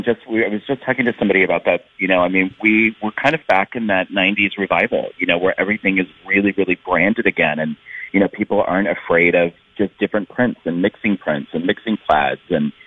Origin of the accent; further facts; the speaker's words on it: Minnesota, United States; I'm from St. Paul to Minneapolis. I mean, I'm all over the Twin Cities.